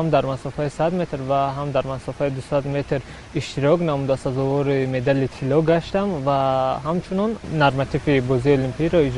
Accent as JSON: {"language": "Tajik", "area": "Shahrtuz District", "region": "Khatlon", "country": "Tajikistan", "tie": "born or raised there", "also_born_or_lived": "Dushanbe"}